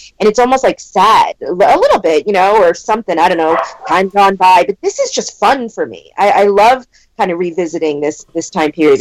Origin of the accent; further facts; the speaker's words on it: East Coast, United States; now in California, United States; I'm from the East Coast